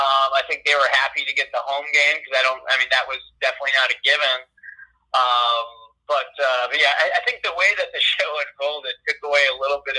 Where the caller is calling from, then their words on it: Albany, New York, United States; I want to point out I am calling in from Albany